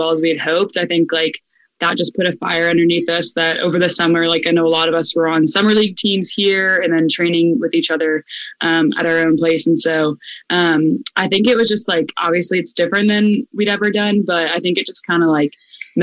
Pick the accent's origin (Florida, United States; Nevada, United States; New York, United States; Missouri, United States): Florida, United States; Tampa; moved away as an adult; now in Orlando, United States; I'm from Tampa.